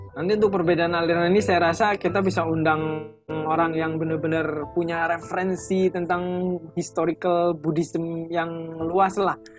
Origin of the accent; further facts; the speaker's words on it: Java, Indonesia; saya juga orang Jawa